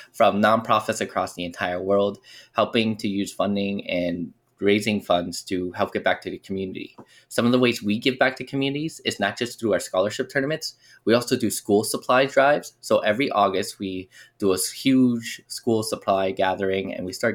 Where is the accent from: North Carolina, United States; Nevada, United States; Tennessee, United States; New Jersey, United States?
Nevada, United States; Las Vegas; we grew up here in Las Vegas